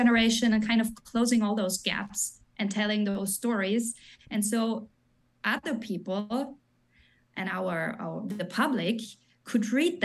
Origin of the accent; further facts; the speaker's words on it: Graz, Styria, Austria; English is a second language; moved away as an adult; now in United States; I grew up in Graz, which is a city